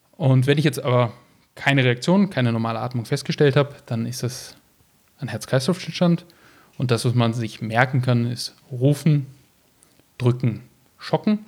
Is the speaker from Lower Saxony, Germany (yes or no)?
no; Düsseldorf, North Rhine-Westphalia, Germany; moved away as an adult; now in Graz, Austria; bin geboren worden in Düsseldorf in Deutschland, trage auch einen deutschen Pass.